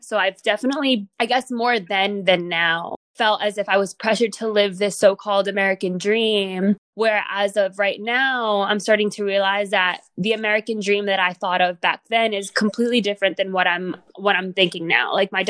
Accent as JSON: {"language": "English", "town": "Guatemala City", "region": "Guatemala Department", "country": "Guatemala", "tie": "born or raised there", "said": "I was born and raised in Guatemala City, Guatemala. If you're not familiar, the location of where that is, it is in Central America, bordering Mexico."}